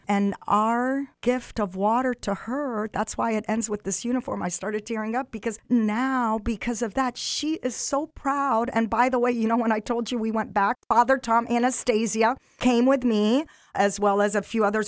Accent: Egypt; moved away; I'm African. I'm originally from Egypt

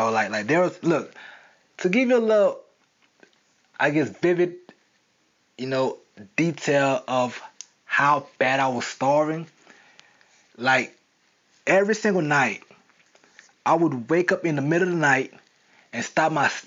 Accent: Florida, United States; now in New York, United States; how I came from South Florida to New York with nothing, with no money, with no job, with no place to live

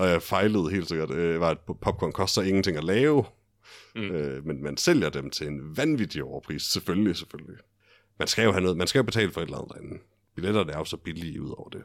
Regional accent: Denmark; jeg er en fjollet dansker

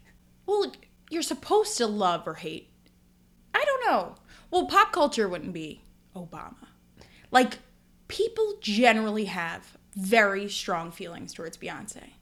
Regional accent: United States; as an American

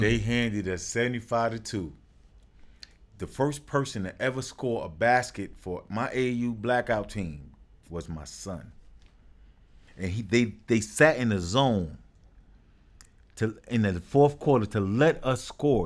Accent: New York City, New York, United States; born and raised in Brooklyn.

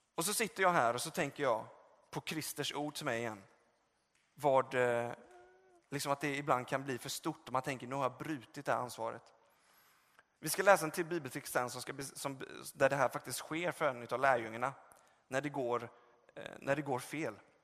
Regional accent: Gothenburg, Västra Götaland, Sweden; moved away; där jag är uppvuxen och kommer från Göteborg

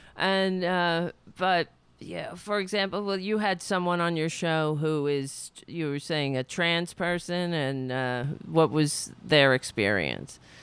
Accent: Brooklyn, New York, United States; also born or lived in Queens; I was born in Brooklyn

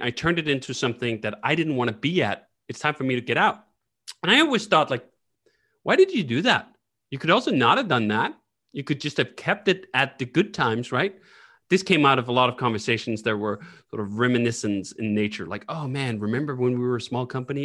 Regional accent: Copenhagen, Capital Region of Denmark, Denmark; moved away as an adult; also born or lived in United States; I happen to sit in Copenhagen right now, and that's where I grew up

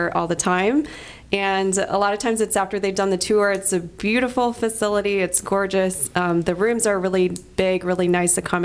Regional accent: Dallas, Texas, United States; moved away as an adult; also born or lived in College Station, Texas / Fort Worth, Texas / Chicago, Illinois; I'm from Dallas

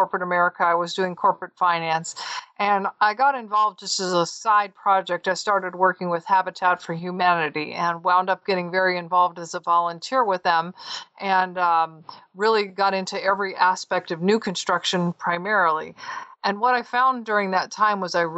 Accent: Southern California, United States; moved away as an adult; also born or lived in Southeastern United States / North Carolina; I'm actually from Southern California

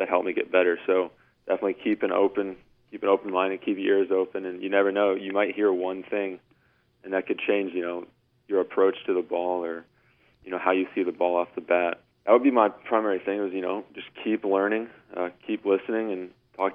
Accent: Atlanta, Georgia, United States; I grew up in Atlanta, and I was kind of a smaller kid when I was younger

